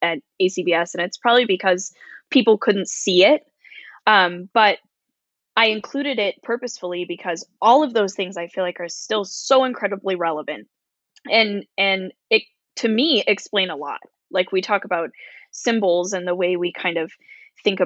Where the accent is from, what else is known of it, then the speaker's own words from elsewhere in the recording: United States; I am American